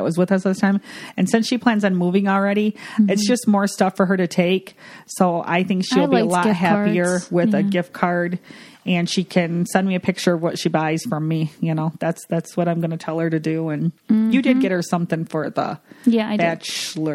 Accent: Michigan, United States; we're from Michigan

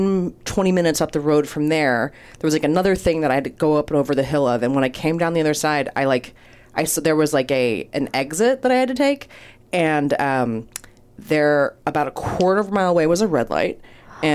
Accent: Maryland, United States; I'm from Maryland

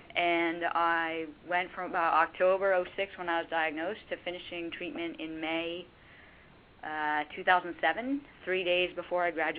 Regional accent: Boston, Massachusetts, United States; Because I grew up in Boston.

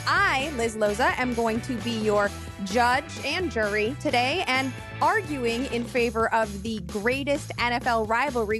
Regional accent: Chicago, Illinois, United States; I'm from Chicago

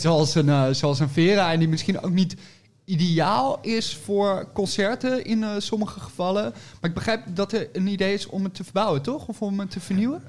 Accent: 's-Hertogenbosch, North Brabant, Netherlands; moved away; also born or lived in Nijmegen / Utrecht; ik kom uit Den Bosch oorspronkelijk en ik heb gestudeerd in Nijmegen.

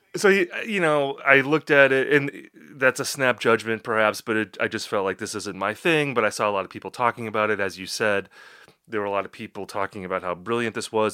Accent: Appleton, Wisconsin, United States; That, that's my hometown, and I was living in Appleton at that time.

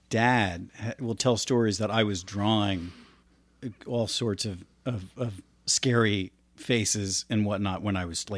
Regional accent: Florida, United States; also born or lived in New Jersey; I grew up in Florida. Yeah. And Florida was, that was, you know, I was 5 or 6.

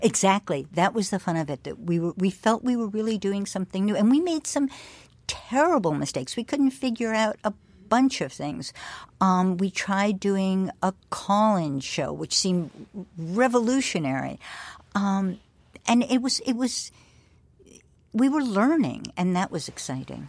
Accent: New York, United States; as a New Yorker

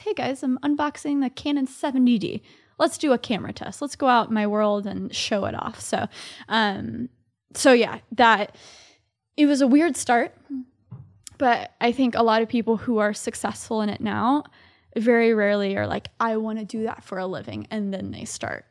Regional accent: Dallas, Texas, United States; moved away as an adult; now in New York City, United States; I grew up in Dallas, Texas. So I'm a Southerner living here in New York City. So I've been in New York for four years

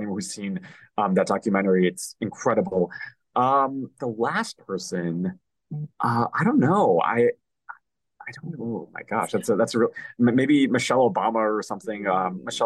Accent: Chicago, Illinois, United States; moved away as an adult; now in Los Angeles, United States; I'm originally from Chicago

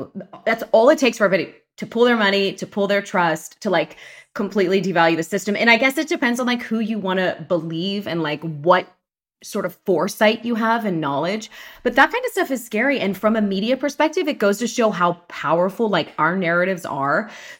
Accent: Pittsburgh, Pennsylvania, United States; I'm from Pittsburgh, Pennsylvania. Yay. Go Steelers. Go Penguins. Go Pirates. Born and raised, huge Italian-American family.

